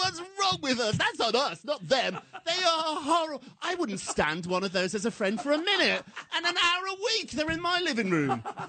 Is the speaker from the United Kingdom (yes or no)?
yes; United Kingdom; moved away; When I was growing up in Britain, it was tough